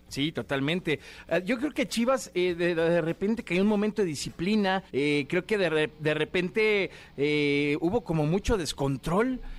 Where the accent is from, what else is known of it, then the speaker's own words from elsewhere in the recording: Mexico; como mexicanos